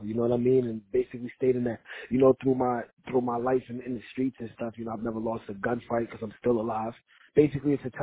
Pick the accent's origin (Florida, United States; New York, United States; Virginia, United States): New York, United States; New York City; I was growing up in Brooklyn, New York in the 90s